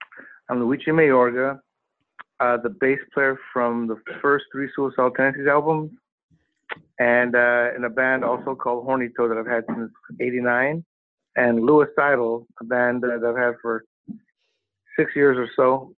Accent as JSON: {"language": "English", "town": "Venice Beach", "region": "California", "country": "United States", "said": "Venice Beach, California."}